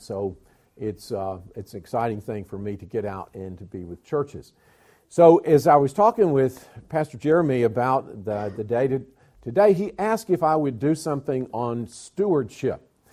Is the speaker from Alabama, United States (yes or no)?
yes; Alabama, United States; accent: southern; moved away; also born or lived in Georgia / South Carolina / North Carolina / Tennessee; I was born in Georgia, raised in Alabama, schooled in South Carolina, pastored in North Carolina, youth pastored in Tennessee